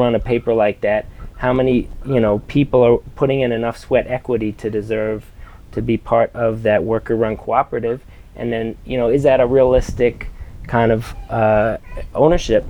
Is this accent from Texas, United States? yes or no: no; Baltimore, Maryland, United States; growing up in Baltimore